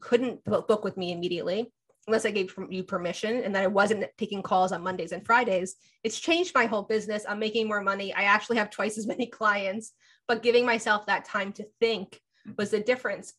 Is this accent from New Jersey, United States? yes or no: yes; New Jersey, United States; I'm also from Jersey